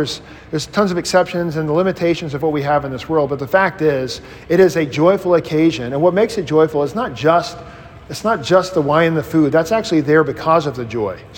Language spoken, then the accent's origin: English; Mississippi, United States; I grew up in Mississippi in Baptistville